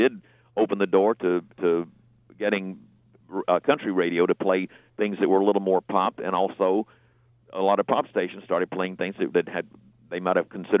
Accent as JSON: {"language": "English", "town": "Marianna", "region": "Florida", "country": "United States", "tie": "born or raised there", "said": "I grew up in Marianna, Florida. They had one radio station, and they played everything."}